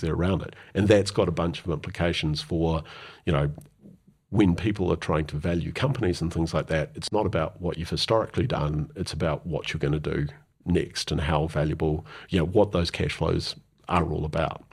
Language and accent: English; New Zealand; also born or lived in London; being a New Zealander